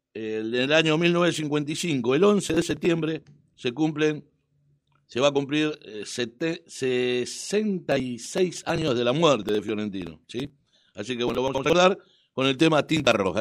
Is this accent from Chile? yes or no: no; Dock Sud, Buenos Aires, Argentina; yo soy hombre de Doxú y hombre, digo, un ciudadano de Doxú de toda la vida.